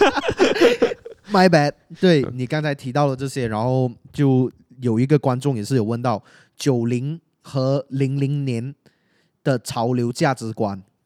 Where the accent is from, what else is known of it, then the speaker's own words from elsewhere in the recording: Penang, Malaysia; accent: Malaysian-accented Mandarin; 我，我跟你都是来自同样的学校嘛嗯。然后我们的学校在，毕竟在槟城啊，然后我们都是很华人的一个